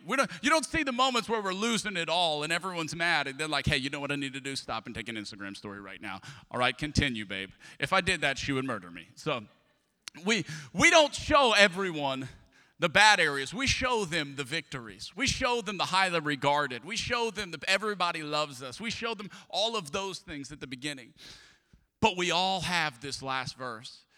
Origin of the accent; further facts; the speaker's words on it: Atchafalaya Basin, Louisiana, United States; now in Houston, United States; I grew up in the Atchafalaya Basin of Louisiana